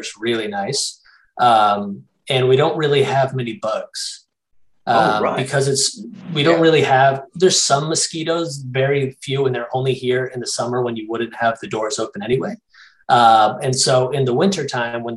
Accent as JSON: {"language": "English", "town": "Guilford", "region": "Connecticut", "country": "United States", "tie": "born or raised there", "said": "I grew up in a small town called Guilford. It's right on the water in Connecticut"}